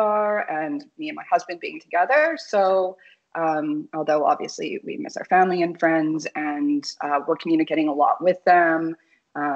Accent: Canada; also born or lived in Vietnam; now in Phuket, Thailand; I'm a Canadian currently living in Phuket, Thailand

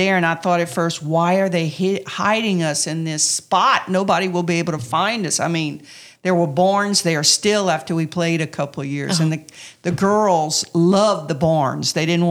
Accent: Louisiana, United States; And I could sell it because I'm a Cajun girl. I graduated from here.

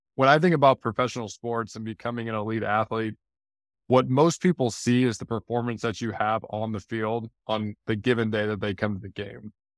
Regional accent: St. Louis, Missouri, United States; moved away; also born or lived in Detroit / Chicago / Miami; I grew up in Saint Louis.

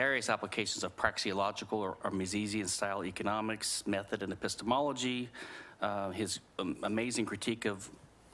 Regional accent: Louisiana, United States; I'm from Louisiana

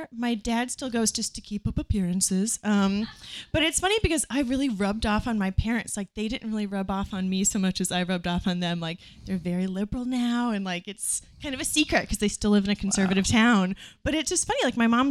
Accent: Nebraska, United States; I grew up in Nebraska

